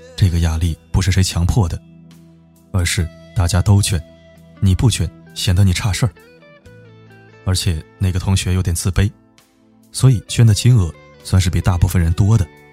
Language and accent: Chinese; a small town in northern China, China; moved away; 我老家在北方的一个小镇子，人们算不上特别穷，但也绝对不富裕